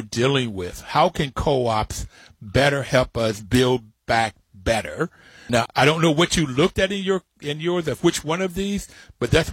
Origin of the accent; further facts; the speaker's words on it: Bluefield, West Virginia, United States; I grew up in Bluefield, West Virginia, with a working poor family